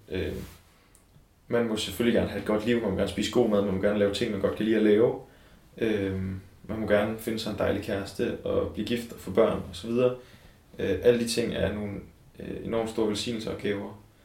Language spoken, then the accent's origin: Danish; Copenhagen, Capital Region of Denmark, Denmark; jeg kommer fra Vandløse, som ligger lige ude for København. Øhm, og jeg er vokset op i et øh, hjem med kristne forældre